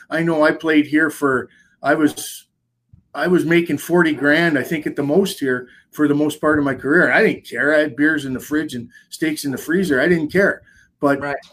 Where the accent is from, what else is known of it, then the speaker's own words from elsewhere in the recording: Canada; as a Canadian, no matter what, growing up, it's in your blood